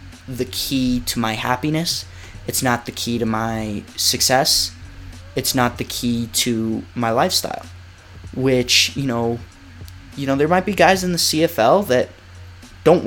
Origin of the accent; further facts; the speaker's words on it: United States; moved away as an adult; being American